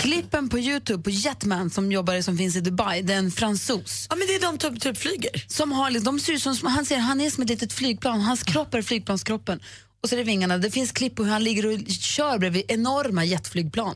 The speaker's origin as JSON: {"language": "Swedish", "town": "Luleå", "region": "Norrbotten County", "country": "Sweden", "tie": "born or raised there", "moved": "yes", "said": "min hemstad, nämligen Luleå"}